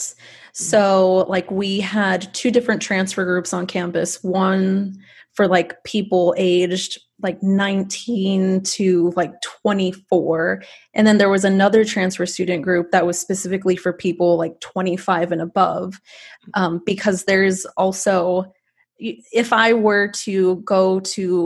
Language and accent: English; Rio Grande Valley, Texas, United States; growing up in the Rio Grande Valley